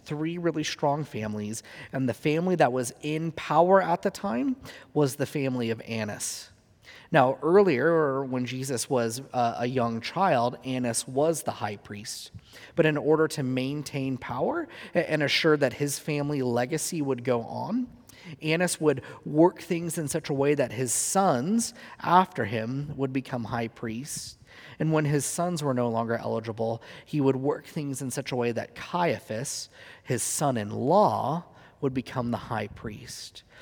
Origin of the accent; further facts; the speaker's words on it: Huntington Beach, California, United States; in my hometown where I grew up, he does a lot of his evangelism on the pier in Huntington Beach, California